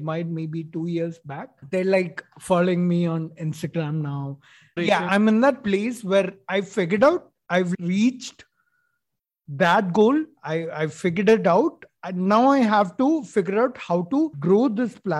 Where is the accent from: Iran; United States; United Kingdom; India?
India; Kozhikode, Kerala; also born or lived in Chennai; I was born in Chennai. Forget about that. But I was raised in Calicut, Calicut, Kerala